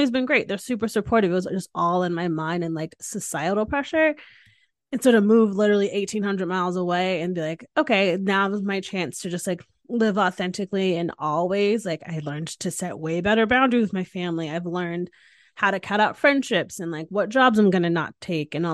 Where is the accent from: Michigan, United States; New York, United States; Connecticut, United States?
Connecticut, United States; Hamden; I grew up in Hamden, Connecticut, which is in Southern Connecticut